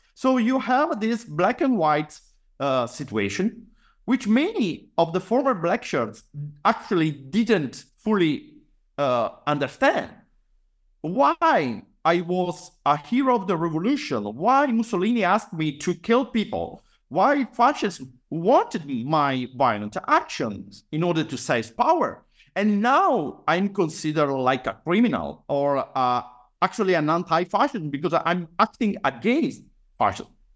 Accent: Padua, Veneto, Italy; I was born and raised, uh, in Padua, actually in the outskirts

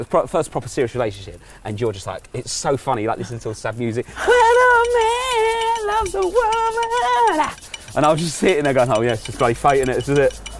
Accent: London, United Kingdom; this is uh, southeast London. This is. Uh, yeah. So I grew up in Mottingham.

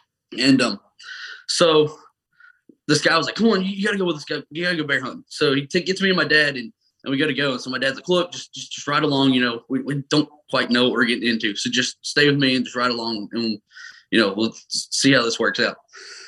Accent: Pennsylvania, United States; born there; I was born in Pennsylvania. We deer hunted up there.

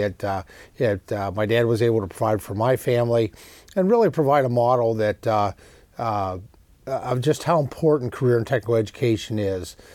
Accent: Pennsylvania, United States; in Pennsylvania, it's incredibly important well, as well, my home state.

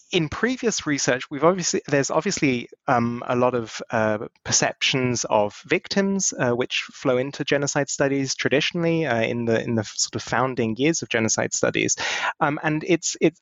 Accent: United Kingdom; now in Germany; I was born in the UK

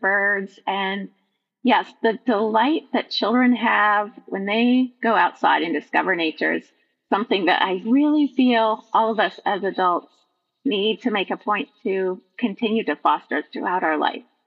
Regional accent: Vermont, United States; now in Midwest, United States; I was born in Vermont, which is a completely different um, geographical look

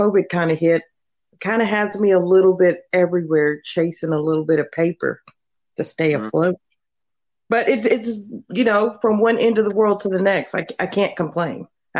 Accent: Texas, United States; moved away as an adult; also born or lived in New York City; now in Columbus, Ohio, United States; I was born and raised in Texas, Texas girl. I graduated, went to culinary school in New York City. From there, I got a really great job in Columbus, Ohio, which is where I'm at right now.

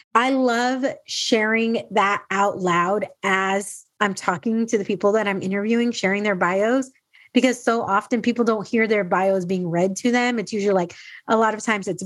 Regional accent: San Diego, California, United States; also born or lived in Dallas, Texas; I'm originally from San Diego, lived all these places and came back

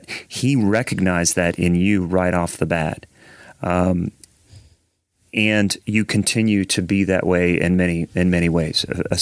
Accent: Central Ohio, United States; we're both from Central Ohio

